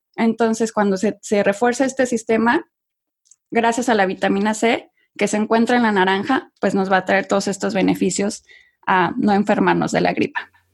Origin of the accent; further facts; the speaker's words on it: Mexico; moved away as an adult; also born or lived in Monterrey, Mexico / London, United Kingdom; now in United States; yo soy de México, como bien lo dices, originaria de México.